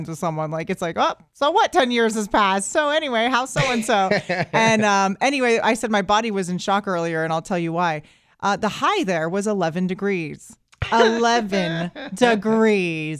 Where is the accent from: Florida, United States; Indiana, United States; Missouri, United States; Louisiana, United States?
Florida, United States; Tampa; I'm from Tampa